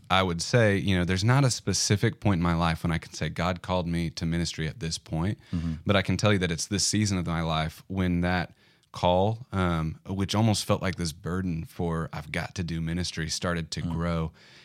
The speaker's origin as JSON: {"language": "English", "town": "Bentonville", "region": "Arkansas", "country": "United States", "tie": "born or raised there", "also_born_or_lived": "Denver, United States", "said": "I was born in Denver, moved here okay. almost immediately. Mm-hmm. I'm a native Arkansan from this area, moved back to this area."}